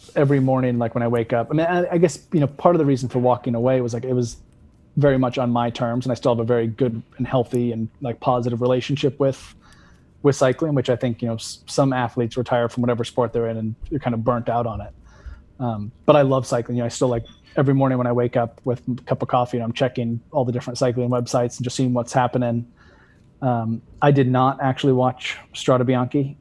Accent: West Coast, United States; now in Vermont, United States; living on the East Coast now is, like, it's very different than growing up on the West Coast

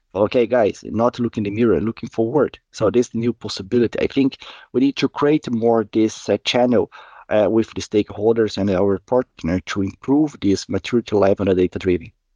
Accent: Curitiba, Paraná, Brazil; moved away as an adult; now in Gothenburg, Sweden; I'm originally from Brazil, Curitiba, and I live in Gothenburg in Sweden for around six years

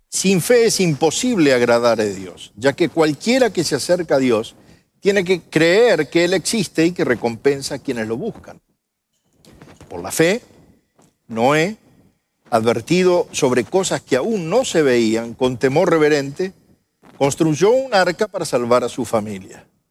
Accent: Argentina; moved away as an adult; also born or lived in Mexico; now in United States; soy argentino

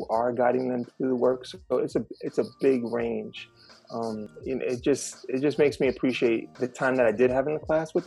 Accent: New York City, New York, United States; I'm born and raised here in Brooklyn, New York. I was raised in the Red Hook Housing Project

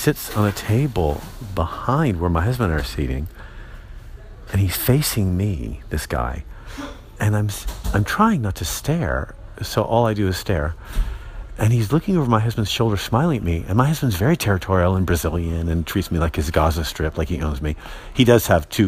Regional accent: San Francisco, California, United States; I'm from San Francisco

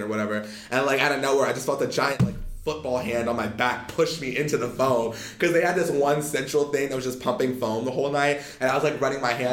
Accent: Arizona, United States; born or raised there; also born or lived in Pasadena, California / Monrovia, California / Rosemead, California / Pomona, California

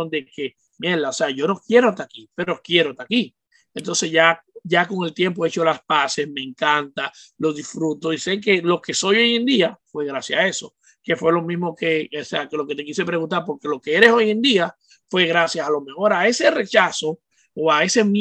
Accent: Santo Domingo, Distrito Nacional, Dominican Republic; moved away as an adult; me crié 18, 17 años en República Dominicana y me crié allá, o sea, conocí lo que era la pobreza, porque vengo de un barrio pobre

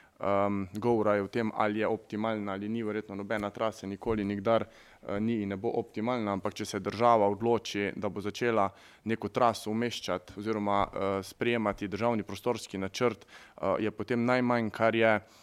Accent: Carinthia, Slovenia; prihajam iz Koroške

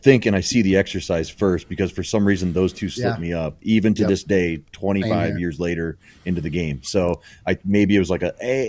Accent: Iowa, United States; I'm from Iowa.

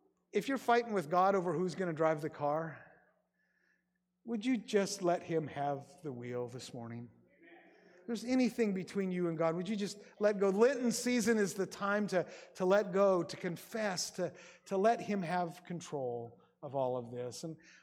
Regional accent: Grays Harbor, Washington, United States; Like I said, I grew up in Grays Harbor and my parents were in medicine.

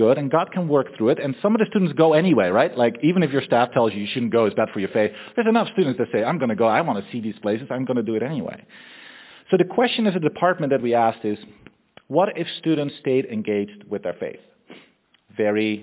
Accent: Netherlands; moved away as an adult; also born or lived in Austria; I'm originally from the Netherlands. I lived there all my life until I was 21

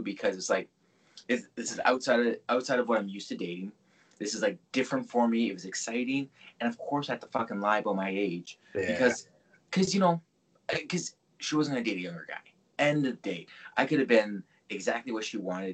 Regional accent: Mississauga, Ontario, Canada; I grew up Streetsville

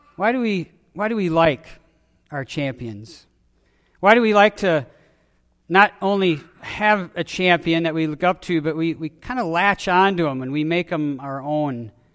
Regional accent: Wisconsin, United States; I was born in Wisconsin. I grew up in Wisconsin

